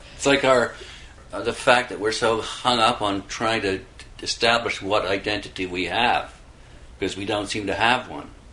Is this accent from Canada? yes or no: yes; Canada; being Canadian